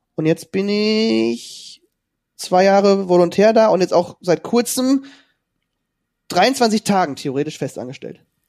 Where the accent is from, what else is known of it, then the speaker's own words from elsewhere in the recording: near Kassel, Hesse, Germany; moved away as an adult; also born or lived in Detmold; ich komme ja ursprünglich aus Hessen, bei der Nähe von Kassel